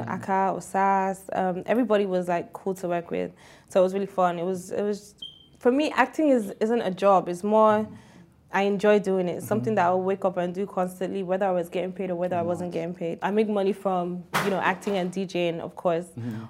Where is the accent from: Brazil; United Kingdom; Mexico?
United Kingdom; London; moved away as an adult; also born or lived in Tottenham / New York; I was born and raised in London, did my whole primary. I got shipped there when I was 13 for a year, and then I went back to London.